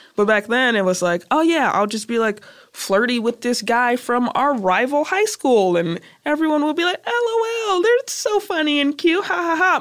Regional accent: Chicago, Illinois, United States; also born or lived in South Holland, Illinois; I'm from Chicago. We used to live on Kedzie and Madison on the west side, and then I went to school on the hundred

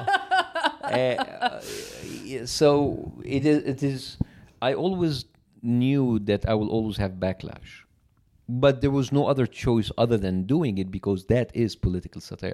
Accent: Cairo, Cairo Governorate, Egypt; English is a second language; moved away as an adult; now in United States; I was born and raised in Cairo, very huge metropolitan city

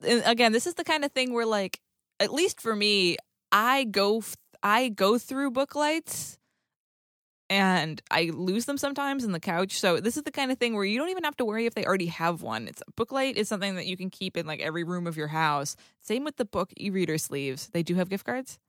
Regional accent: New England, United States; I, too, am from New England

